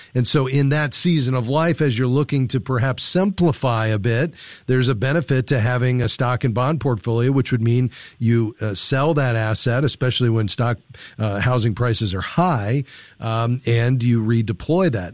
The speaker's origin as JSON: {"language": "English", "town": "Fort Lauderdale", "region": "Florida", "country": "United States", "tie": "born or raised there", "said": "my hometown uh, where I grew up, Fort Lauderdale, Florida."}